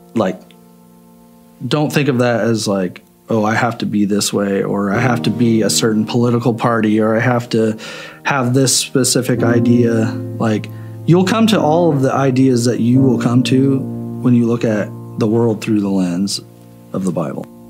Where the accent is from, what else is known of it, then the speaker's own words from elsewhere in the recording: Shelbyville, Illinois, United States; moved away as an adult; also born or lived in Effingham, Illinois; now in Champaign, United States; I'm from Shelbyville, Illinois originally, but I live in Champaign and have kind of lived all over the country.